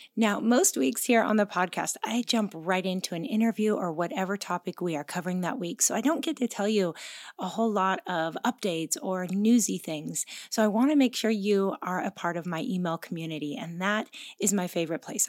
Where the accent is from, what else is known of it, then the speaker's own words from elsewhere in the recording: Pacific Northwest, United States; moved away as an adult; now in Oahu, Hawaii, United States; we are both originally from the Pacific Northwest, but we moved to Hawaii twenty-two years ago